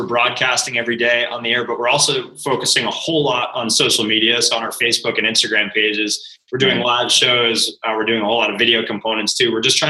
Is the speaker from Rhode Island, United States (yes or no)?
yes; Rhode Island, United States; You're going to laugh because I'm actually from Rhode Island.